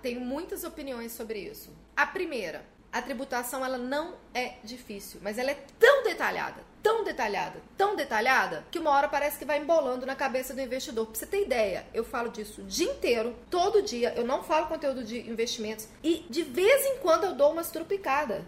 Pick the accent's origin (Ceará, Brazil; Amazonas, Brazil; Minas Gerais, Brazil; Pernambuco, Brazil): Minas Gerais, Brazil; até no meu estado tem um monte